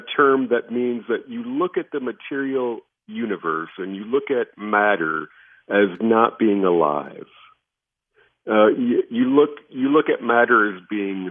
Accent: United States; as an American population with Silicon Valley and all of our great entrepreneurs

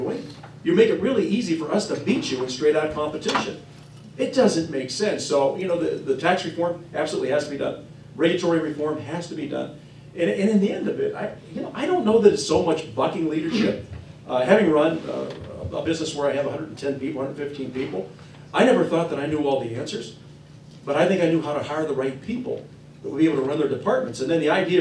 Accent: Western Pennsylvania, United States; I'm from Western Pennsylvania.

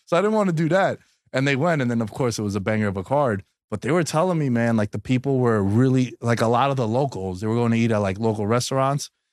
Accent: New York City, New York, United States; moved away as an adult; now in Las Vegas, United States; born and raised in New York, Queens kid

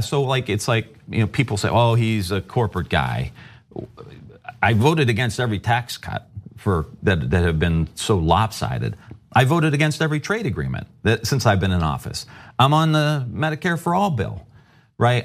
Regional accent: Youngstown, Ohio, United States; I come from Youngstown, Ohio

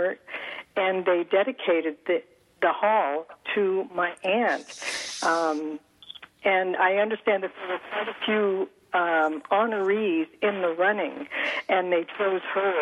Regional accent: California, United States; my parents moved to California, and so I grew up in California

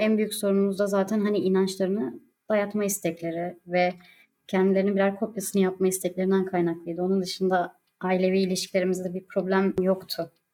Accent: Alanya, Antalya, Turkey; moved away; also born or lived in Konya; Alanya'da doğdum, büyüdüm ve uzun bir süre Konya'da ikamet ettim.

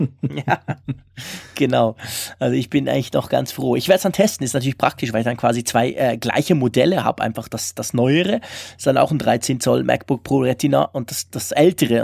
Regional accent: Switzerland; bei uns in der Schweiz

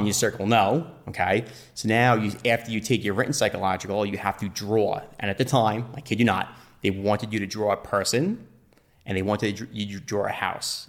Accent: Nassau County, Long Island, New York, United States; I'm from Nassau County, Long Island.

